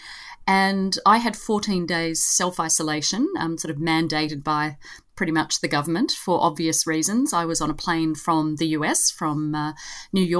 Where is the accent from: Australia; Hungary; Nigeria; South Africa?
Australia